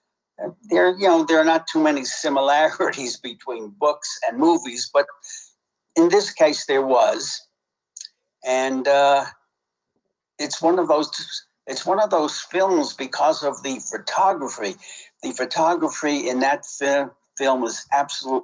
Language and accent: English; New York City, New York, United States; I grew up in Brownsville, which is a real crappy area in Brooklyn, New York